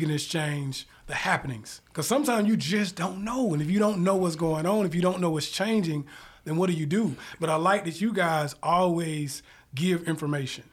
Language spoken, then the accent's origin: English; the South, United States; now in Atlanta, United States; I'm from the South